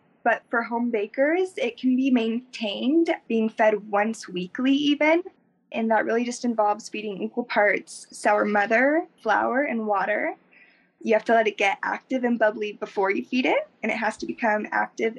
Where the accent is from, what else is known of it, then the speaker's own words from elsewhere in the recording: Southern California, United States; moved away as an adult; also born or lived in Pagosa Springs, Colorado; now in Fort Collins, United States; Did primarily grow up in Southern California